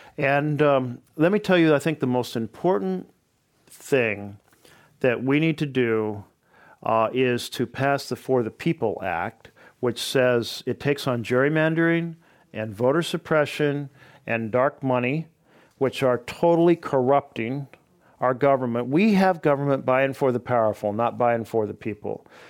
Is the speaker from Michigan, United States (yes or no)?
no; Oregon, United States; my home state